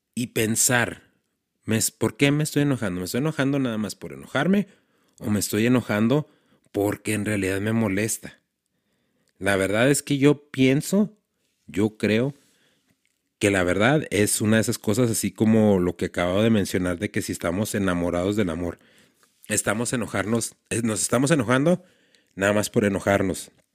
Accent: Ciudad Juárez, Chihuahua, Mexico; somos de Juárez

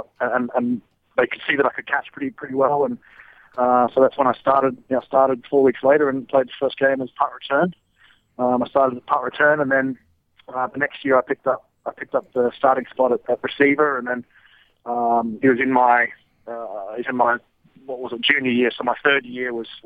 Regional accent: Australia; moved away as an adult; from Australia

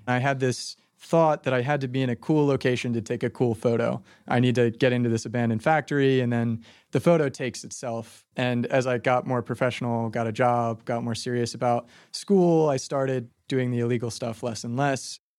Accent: Phoenixville, Pennsylvania, United States; moved away as an adult; now in Philadelphia, United States; even in my hometown, Phoenixville

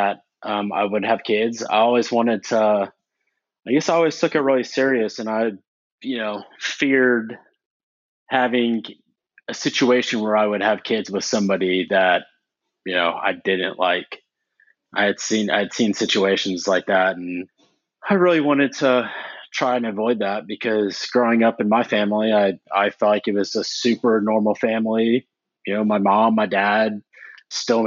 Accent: Houston, Texas, United States; I grew up in Texas in Houston pretty much all of my life

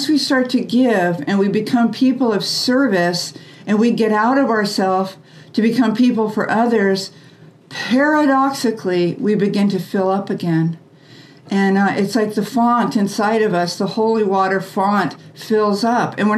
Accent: United States; we were raised in the American way

